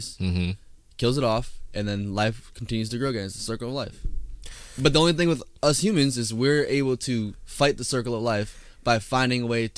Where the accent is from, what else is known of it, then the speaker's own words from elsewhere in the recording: Wisconsin, United States; I'm from Wisconsin. All Wisconsinites have a very vast knowledge of the dairy field